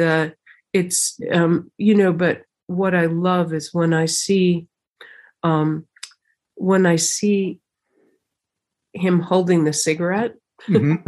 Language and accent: English; United States; being American has been interesting.